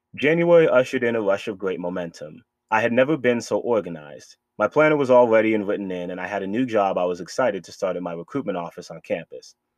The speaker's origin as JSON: {"language": "English", "town": "Boston", "region": "Massachusetts", "country": "United States", "tie": "born or raised there", "moved": "yes", "said": "my hometown of Boston, Massachusetts"}